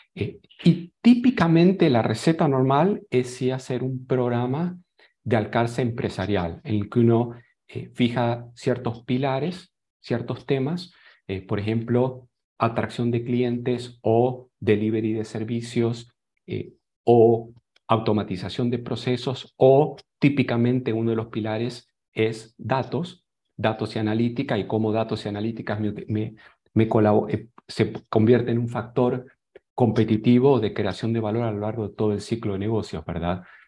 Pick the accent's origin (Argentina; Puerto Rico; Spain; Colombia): Argentina; moved away as an adult; also born or lived in Boulder, Colorado; now in San José, Costa Rica; Soy otro argentino exportado